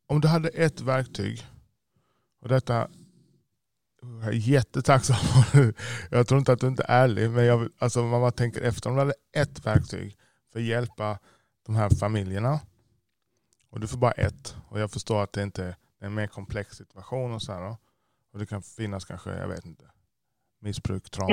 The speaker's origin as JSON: {"language": "Swedish", "country": "Jamaica", "tie": "born or raised there", "also_born_or_lived": "United States", "moved": "yes", "lives_now": "Sweden", "said": "vår uppväxt i Jamaica"}